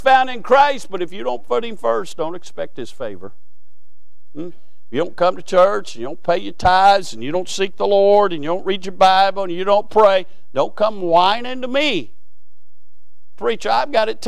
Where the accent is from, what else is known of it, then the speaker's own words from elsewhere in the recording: Williamsburg, Kentucky, United States; I grew up in Berg. That was short for Williamsburg